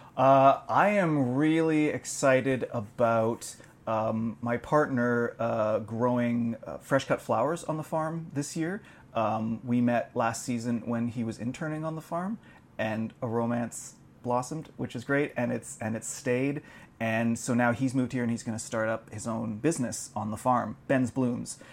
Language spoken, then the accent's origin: English; Alliston, Ontario, Canada; grew up an hour north of Toronto, around Alliston.